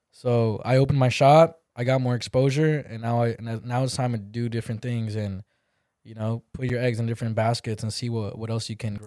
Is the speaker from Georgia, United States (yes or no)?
no; California, United States; moved away; I grew up in Cali